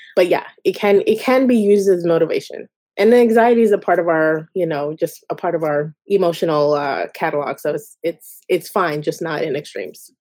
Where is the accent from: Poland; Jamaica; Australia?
Jamaica; I'm Jamaican